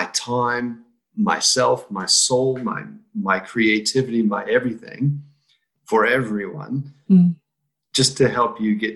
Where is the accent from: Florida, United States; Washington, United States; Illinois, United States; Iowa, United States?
Iowa, United States; moved away as an adult; now in New Zealand; I came from Iowa, which is right smack in the middle, and not a lot of cities, but we have a lot of small towns